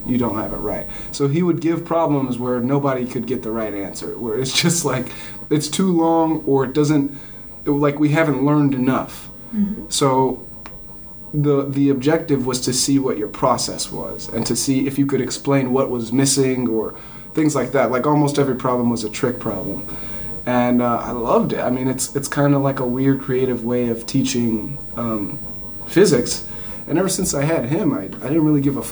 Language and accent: English; Southern California, United States; I grew up in Southern California